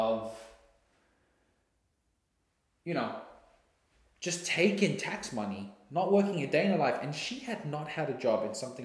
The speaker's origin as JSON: {"language": "English", "country": "South Africa", "moved": "as an adult", "lives_now": "Australia", "said": "I'm from South Africa"}